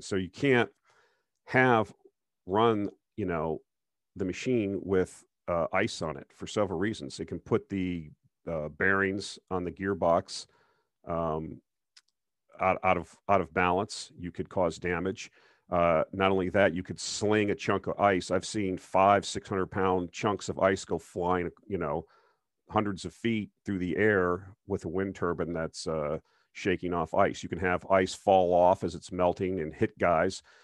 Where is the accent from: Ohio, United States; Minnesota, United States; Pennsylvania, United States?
Minnesota, United States; moved away; I used to live in Minnesota, I'm from Minnesota